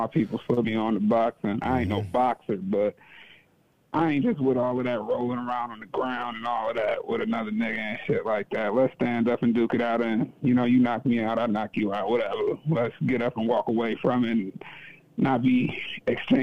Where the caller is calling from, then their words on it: Cleveland, Ohio, United States; I'm actually calling from the Big Fellas Crib, Cleveland.